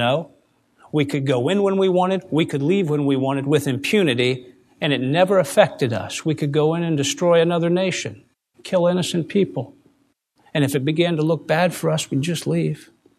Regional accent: United States; I have such fond memories growing up in America.

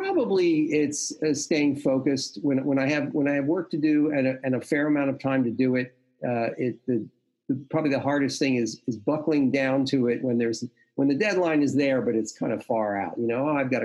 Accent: Philadelphia, Pennsylvania, United States; also born or lived in New York / Boston; I've only lived in Philly. I grew up in Mount Airy, West Mount Airy.

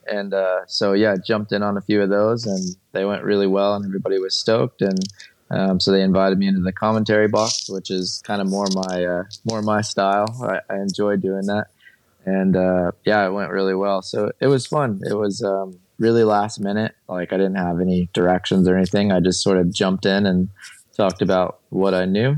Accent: Morongo Valley, California, United States; moved away as an adult; also born or lived in Montana; I grew up in Morongo Valley

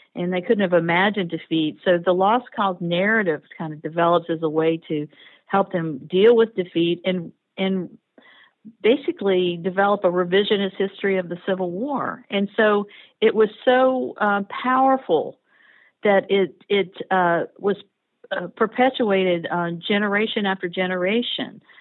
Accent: the South, United States; I grew up in the region.

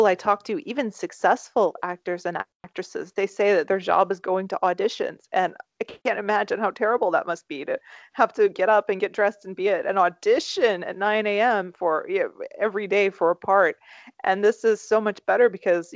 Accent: Lexington, Kentucky, United States; also born or lived in Toronto; Kentucky, Lexington, Kentucky

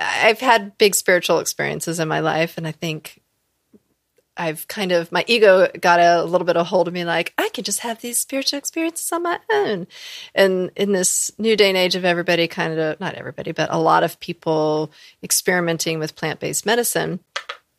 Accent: the South, United States; I come from the South and I definitely come from an area where there's a lot of African Americans. Like that's where I grew up

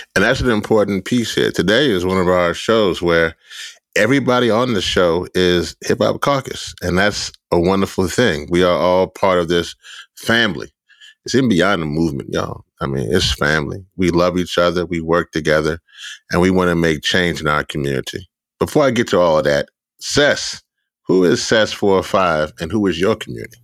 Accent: Shreveport, Louisiana, United States; now in New Orleans, United States; I wasn't born in New Orleans. I was born in Shreveport, a little further up the boot

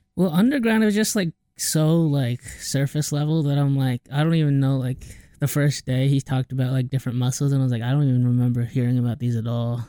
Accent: Cedar Rapids, Iowa, United States; I'm born from a small city in Iowa called Cedar Rapids.

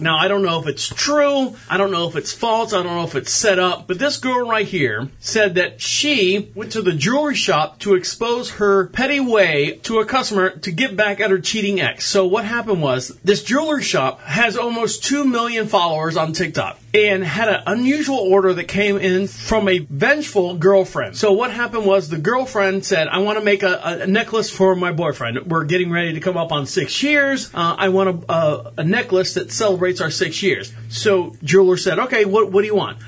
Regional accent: Orlando, Florida, United States; now in Marshville, United States; I was born and raised in Orlando. We moved up here to Charlotte, North Carolina

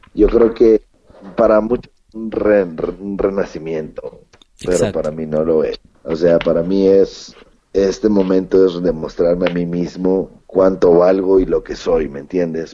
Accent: Mexico; en México, en mi país

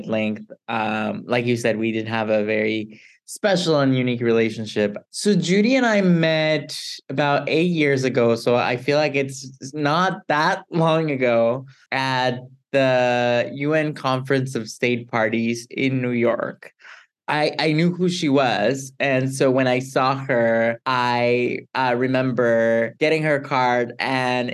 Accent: Mexico; moved away; I'm originally from Mexico

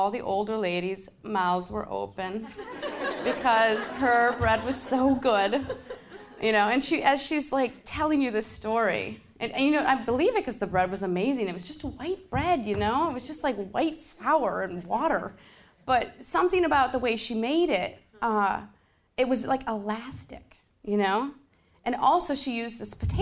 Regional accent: Park Rapids, Minnesota, United States; moved away as an adult; also born or lived in New York City; I grew up in Park Rapids, Minnesota, which is, I don't know if you're familiar with that, but it's a pretty small town.

